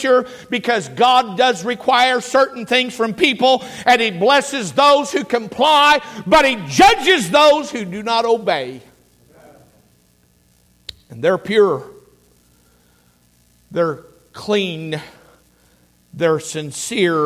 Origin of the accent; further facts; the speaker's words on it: United States; I'm an American